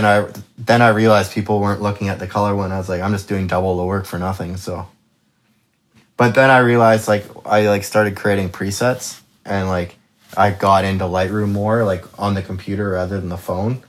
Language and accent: English; Kelowna, British Columbia, Canada; I am born and raised Kelowna